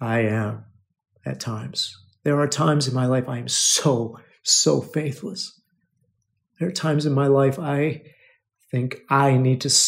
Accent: United States; They don't know that we're American

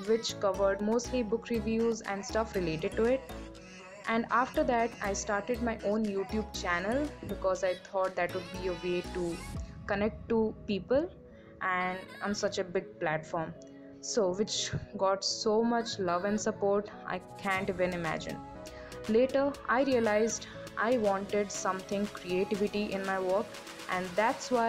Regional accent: Odisha, India; I'm a student who is pursuing biotechnology in BSc. Anyways, I am from Odisha, famous for the Jagannath temple

